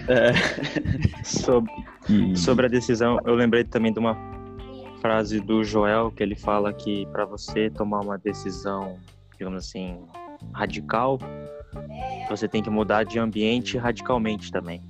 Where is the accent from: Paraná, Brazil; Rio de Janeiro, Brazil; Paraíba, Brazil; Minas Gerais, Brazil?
Paraná, Brazil; Foz do Iguaçu; Eu, sou de Foz do Iguaçu